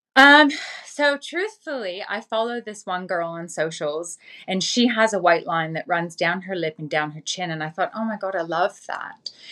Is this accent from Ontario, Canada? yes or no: no; Vancouver, British Columbia, Canada; moved away as an adult; I was born and raised in Vancouver in Canada.